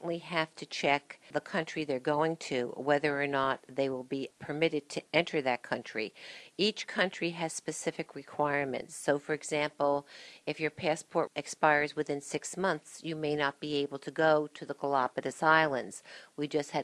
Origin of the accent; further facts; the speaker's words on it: Springfield, New Jersey, United States; I'm a lifelong Union County resident. I grew up in Springfield